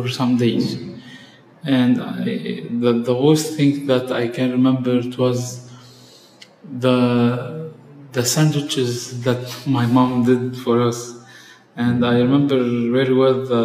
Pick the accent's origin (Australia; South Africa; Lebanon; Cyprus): Lebanon; Tripoli, North Governorate; accent: Tripolitan; I have been born in Tripoli. I'm originally from Tripoli. And I spent all my life living and working in Tripoli and surrounding.